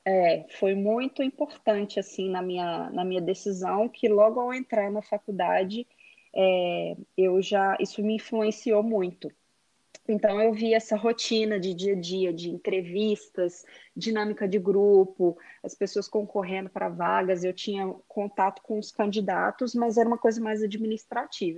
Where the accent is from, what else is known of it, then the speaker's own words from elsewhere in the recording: Belo Horizonte, Minas Gerais, Brazil; moved away as an adult; now in Texas, United States; eu sou de Belo Horizonte, Minas Gerais